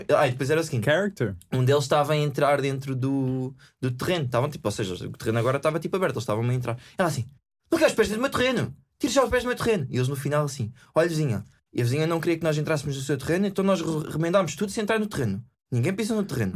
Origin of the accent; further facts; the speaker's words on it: Faro, Algarve, Portugal; eu sou de Faro, pronto. Moro num, numa, numa vivenda